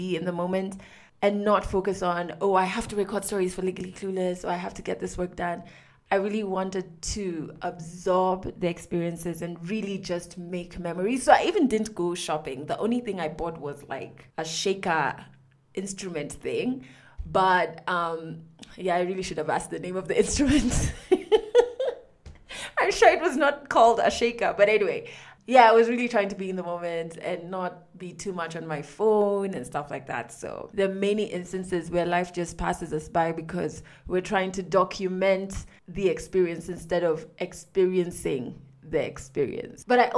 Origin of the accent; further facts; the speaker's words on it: Kenya; I'm from Kenya